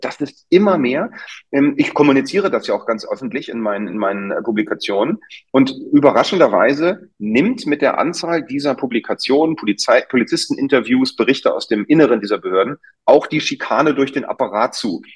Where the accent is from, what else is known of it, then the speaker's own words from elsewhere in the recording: Berlin, Germany; Ich bin unter Amerikanern aufgewachsen hier in Berlin.